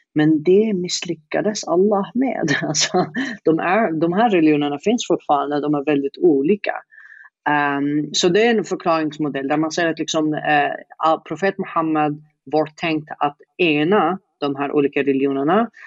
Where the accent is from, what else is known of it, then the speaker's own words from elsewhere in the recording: Yemen; Swedish is a second language; moved away as an adult; now in Sweden; sitta i Yemen i 20 år